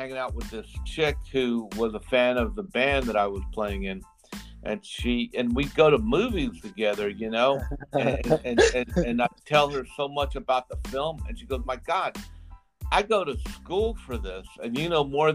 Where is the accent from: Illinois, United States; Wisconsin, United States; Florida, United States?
Florida, United States; Miami; also born or lived in New York / Georgia; I was born in New York, but at 6 months old, I moved to Georgia and lived in a small industrial town in Georgia, then eventually moved to Miami